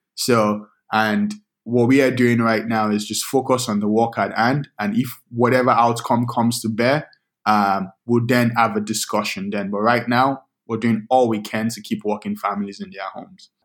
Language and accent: English; Lagos, Nigeria; also born or lived in Minnesota; now in United States; I grew up in Lagos, Nigeria